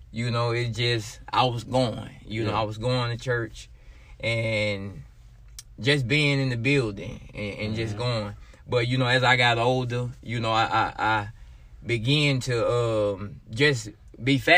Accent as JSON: {"language": "English", "region": "Arkansas", "country": "United States", "tie": "born or raised there", "also_born_or_lived": "Milwaukee, Wisconsin / Marion, Arkansas / Tyronza, Arkansas", "said": "grew up here in Arkansas. I'm an Arkansas boy. You know, uh, lived some of my part of my life uh, in Milwaukee, Wisconsin, when I was younger. You know, we left there and moved uh, back to Arkansas, where I grew up in Marion"}